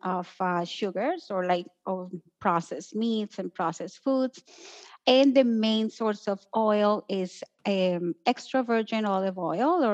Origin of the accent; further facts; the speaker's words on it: Colombia; moved away; I grew up in Colombia, so technically I lived in a pretty anti-inflammatory environment.